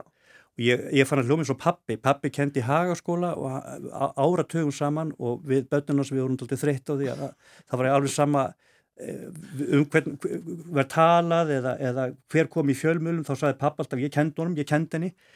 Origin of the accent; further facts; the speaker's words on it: Reykjavík, Capital Region, Iceland; Ég er uppalinn, fættur uppalinn í árbænum